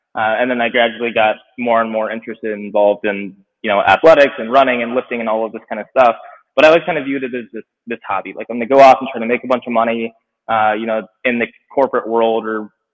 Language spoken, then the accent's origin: English; Atlanta, Georgia, United States; now in Minnesota, United States; I'm from Atlanta